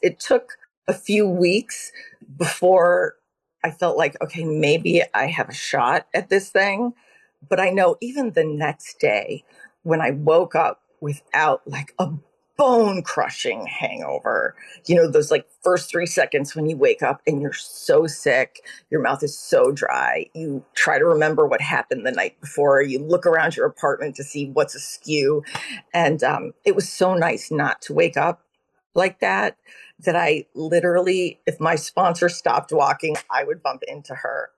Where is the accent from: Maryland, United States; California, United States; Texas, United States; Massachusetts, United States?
Texas, United States; Austin; moved away as an adult; also born or lived in Cleveland, Ohio / Syracuse, New York / Manhattan, New York; now in Connecticut, United States; I grew up in Cleveland, Ohio, and in Austin, Texas